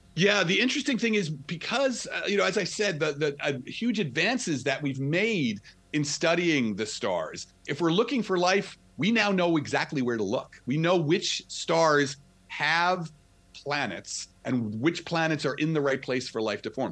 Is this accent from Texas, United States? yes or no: no; New Jersey, United States; accent: New Jersey; So I'm from I'm from Jersey, right outside of the city, New York City